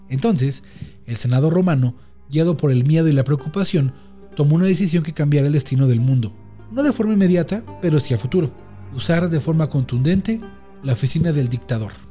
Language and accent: Spanish; Mexico; soy mexicano